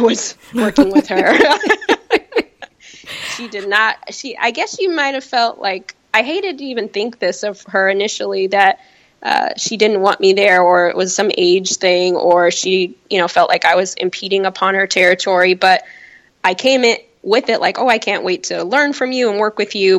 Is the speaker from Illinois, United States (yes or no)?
yes; Chicago, Illinois, United States; also born or lived in California; now in New York, United States; I was born in California, raised in Chicago